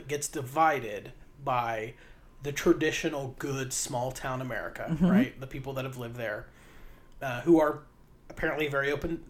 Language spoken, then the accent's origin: English; West Virginia, United States; maybe it's just because I grew up in West Virginia.